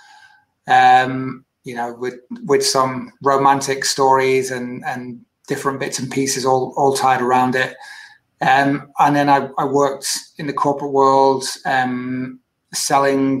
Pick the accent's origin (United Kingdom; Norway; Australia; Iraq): United Kingdom; Manchester, North West England; I was born and raised in UK, northwest of the UK, born in Manchester, and went to school not too far from Manchester, about 40, 50 miles away